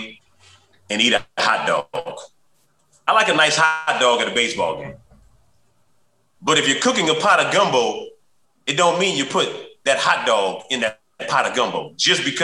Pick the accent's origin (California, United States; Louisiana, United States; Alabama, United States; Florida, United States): Louisiana, United States; New Orleans; growing up in New Orleans